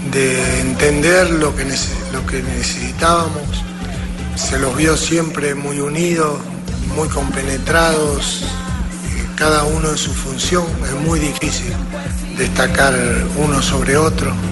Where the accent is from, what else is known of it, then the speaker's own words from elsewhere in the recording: Colombia; jugar muy bien y Como buenos colombianos, tenemos que respaldar